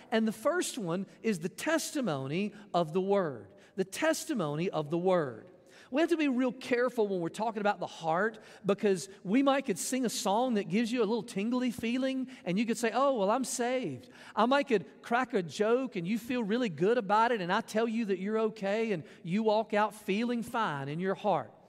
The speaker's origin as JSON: {"language": "English", "town": "Jackson", "region": "Mississippi", "country": "United States", "tie": "born or raised there", "also_born_or_lived": "Florence, Mississippi", "said": "I was, uh, born in Mississippi. I was adopted by my parents. I grew up around Jackson"}